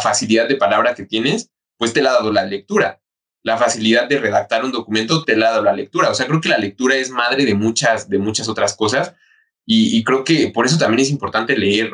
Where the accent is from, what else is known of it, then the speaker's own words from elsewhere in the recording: Mexico; como mexicanos o como pueblo mexicano